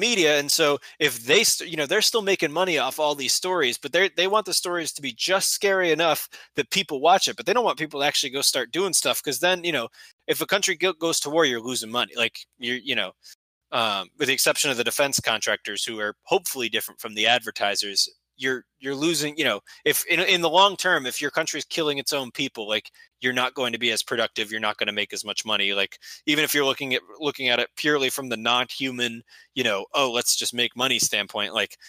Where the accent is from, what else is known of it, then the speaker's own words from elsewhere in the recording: Atlanta, Georgia, United States; I'm from Atlanta.